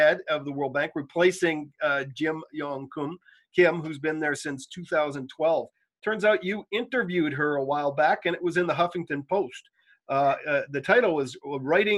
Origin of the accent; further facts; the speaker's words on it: Canada; I'm a Canadian